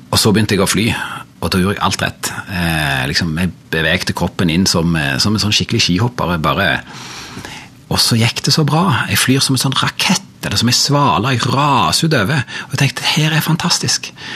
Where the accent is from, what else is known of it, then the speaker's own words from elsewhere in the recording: Ryfylke, Rogaland, Norway; jeg er fra Ryfylke